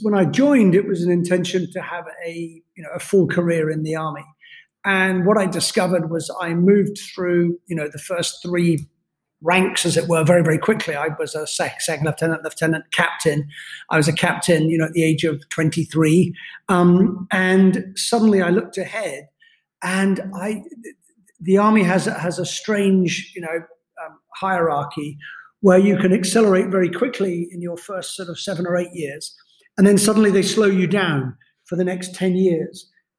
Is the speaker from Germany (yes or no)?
no; United Kingdom; accent: neutral British; I'm a Scotsman by, you know, blood, cut me open, I bleed Scottish. I have a neutral British accent because I grew up all over the world. Ended up going to school in England